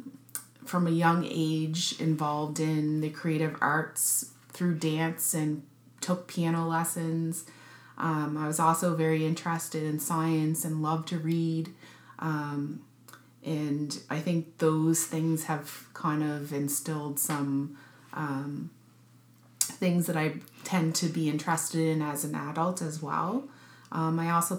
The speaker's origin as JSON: {"language": "English", "town": "Sydney", "region": "Nova Scotia", "country": "Canada", "tie": "born or raised there", "also_born_or_lived": "Edmonton, Alberta", "moved": "as an adult", "lives_now": "Halifax, Canada", "said": "I was born in Edmonton, Alberta. However, I only lived there for 2 years of my life and then moved to Sydney, Nova Scotia, where I have family roots in Sydney, and spent my childhood in Sydney"}